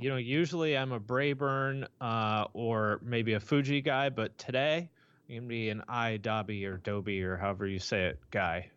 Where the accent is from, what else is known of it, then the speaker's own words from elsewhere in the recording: Bellingham, Washington, United States; was born in Bellingham, Washington, which is right near the Canadian border